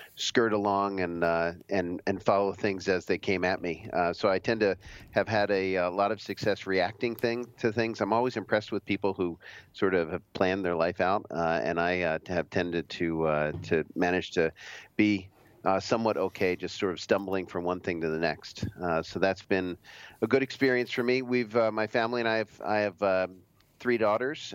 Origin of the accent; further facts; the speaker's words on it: outside of Philadelphia, Pennsylvania, United States; I grew up mostly outside of Philadelphia